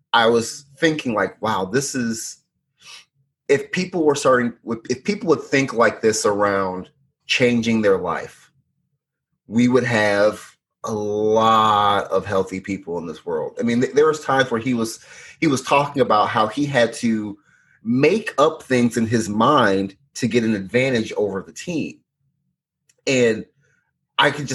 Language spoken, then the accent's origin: English; Illinois, United States; I grew up in Illinois